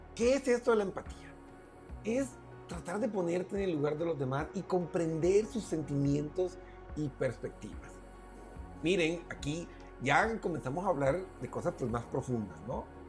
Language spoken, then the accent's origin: Spanish; Colombia; en mi tierra Colombia